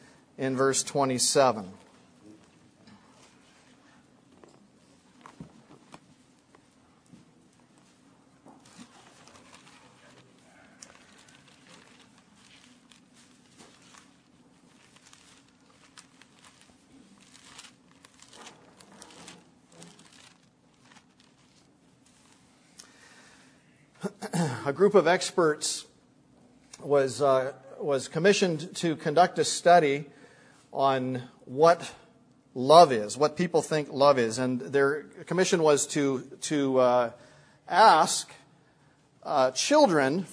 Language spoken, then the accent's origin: English; Canada; I'm a Canadian